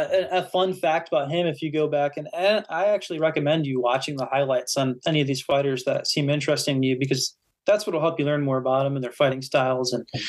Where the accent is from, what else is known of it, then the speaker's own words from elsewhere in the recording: Ohio, United States; I mean, I'm from Ohio too.